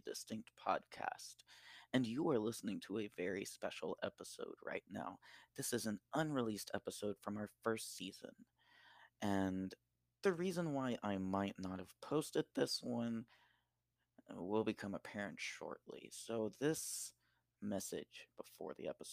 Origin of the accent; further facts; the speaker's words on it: Deep South, United States; I grew up in the Deep South